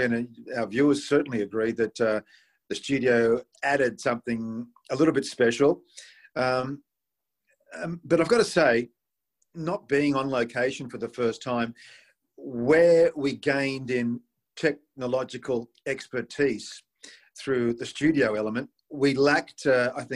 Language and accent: English; Sydney, New South Wales, Australia; in my home country, in my home city